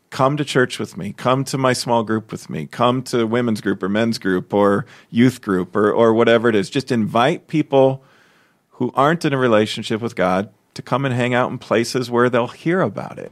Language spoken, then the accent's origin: English; Chicago, Illinois, United States; now in Des Moines, United States; I'm from Chicago. I grew up there.